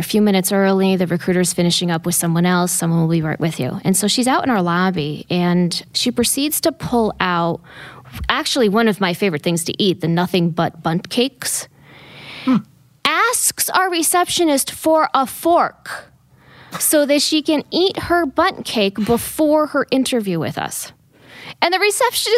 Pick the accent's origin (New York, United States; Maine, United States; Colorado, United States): New York, United States; Columbia County; I'm originally from Columbia County, so not too far south of here. Been here 25 years